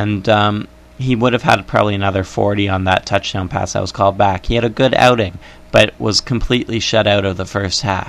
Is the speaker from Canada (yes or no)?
yes; Canada; I am Canadian